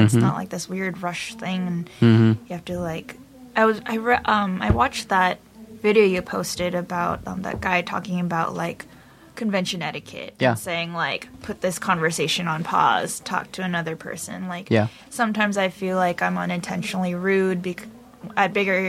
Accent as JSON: {"language": "English", "region": "California", "country": "United States", "said": "The Valley."}